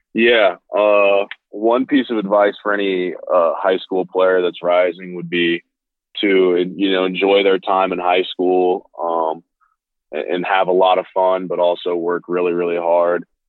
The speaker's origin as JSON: {"language": "English", "region": "Ohio", "country": "United States", "tie": "born or raised there", "said": "growing up in Ohio"}